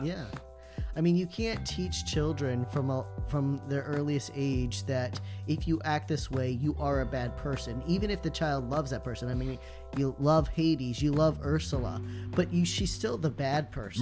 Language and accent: English; Indiana, United States; we're from it